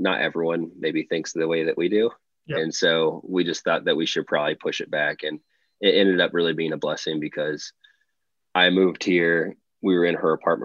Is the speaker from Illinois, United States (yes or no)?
yes; Charleston, Illinois, United States; moved away as an adult; growing up in Charleston